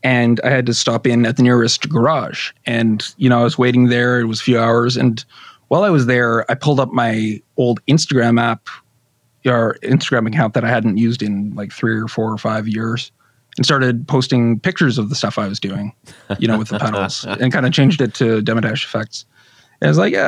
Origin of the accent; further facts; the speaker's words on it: Canada; I'm Canadian